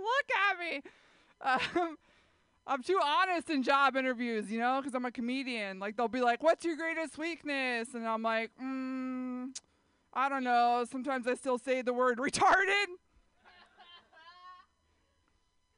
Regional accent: San Jose, California, United States; I grew up in San Jose

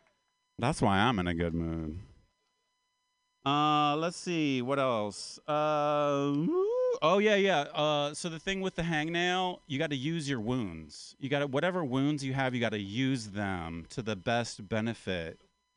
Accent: Appalachia, United States; My pronouns are yes, sir, and no, ma'am. Because I'm from Appalachia. I'm kind of from the South. I'm an Appalachian man.

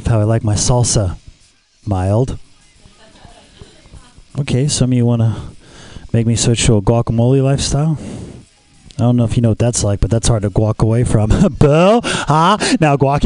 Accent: Los Angeles, California, United States; I'm from Los Angeles

